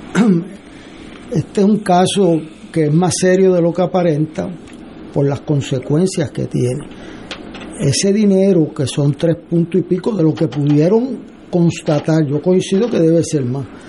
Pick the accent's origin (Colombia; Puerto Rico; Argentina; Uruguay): Puerto Rico; para mí como puertorriqueño